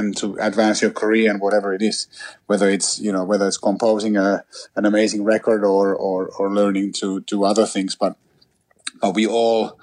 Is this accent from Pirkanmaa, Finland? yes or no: no; Helsinki, Uusimaa, Finland; I'm originally from Helsinki, which is the capital of Finland. up in Northern Europe, and I grew up there